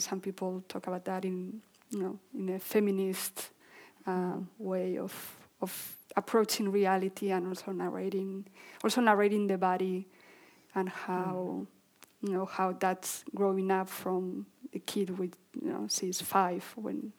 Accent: Basque Country, Spain; we lived in this area of the Basque Country

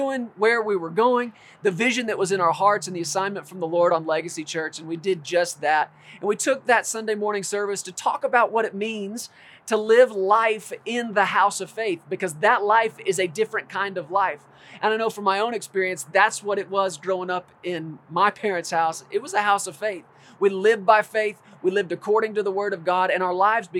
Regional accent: Texas, United States; this has been my home for all my life, almost 40 years. Born and raised in Texas

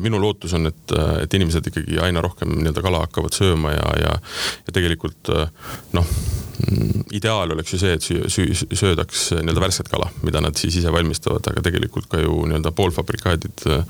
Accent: Tartu, Tartu County, Estonia; me oleme sama kandi mehed, mina olen Tartust pärit

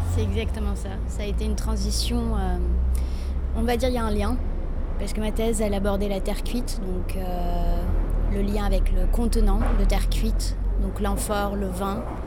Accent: Morocco; now in Paris, France; Chez nous, au Maroc, on n'a pas le droit en tant que femme d'en manger

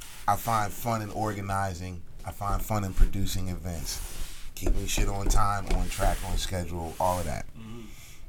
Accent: Philadelphia, Pennsylvania, United States; moved away as an adult; now in Atlanta, United States; I grew up in Southwest. I was born in Southwest Philadelphia. I was raised in West Oak Lane, Philadelphia, uptown.

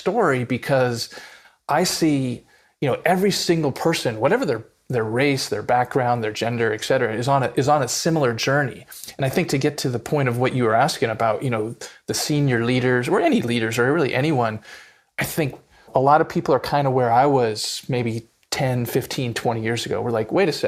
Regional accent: Southern California, United States; I grew up in Southern California in the 80s and 90s as a white kid, lower middle class.

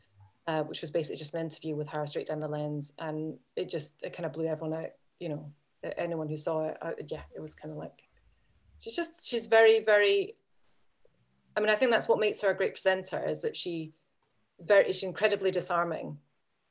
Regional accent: Edinburgh, Scotland, United Kingdom; I'm from Edinburgh and I'm just a wee bit younger than her

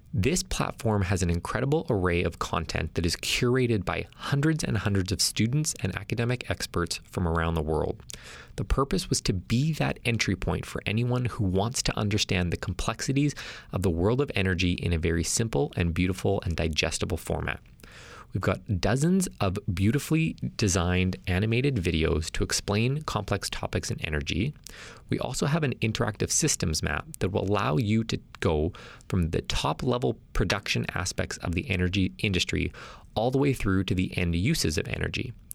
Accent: Alberta, Canada; as someone who's born and raised in Alberta

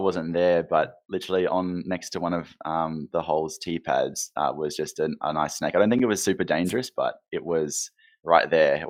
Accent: Brisbane, Queensland, Australia; I'm from Brisbane on the East Coast.

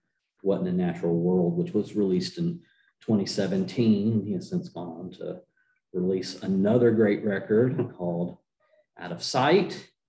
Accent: Newnan, Georgia, United States; I live in Noonan, Georgia, which is where I also grew up.

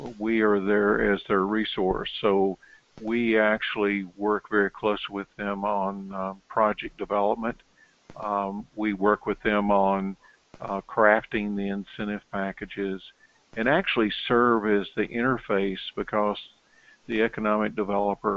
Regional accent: Knoxville, Tennessee, United States; moved away as an adult; also born or lived in Topeka, Kansas / Baton Rouge, Louisiana / Pueblo, Colorado / Corpus Christi, Texas; As you can tell from my accent, I'm originally from Knoxville, Tennessee

